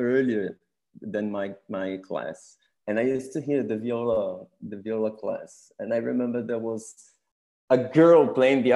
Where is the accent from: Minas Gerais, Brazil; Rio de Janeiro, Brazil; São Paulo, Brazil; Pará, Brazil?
São Paulo, Brazil; moved away as an adult; also born or lived in Switzerland; I was born in Brazil, in São Paulo, which is the biggest city in Brazil